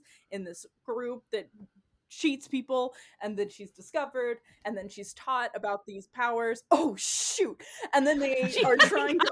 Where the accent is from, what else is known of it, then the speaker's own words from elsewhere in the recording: Texas, United States; I am from Texas. I come from a more conservative family.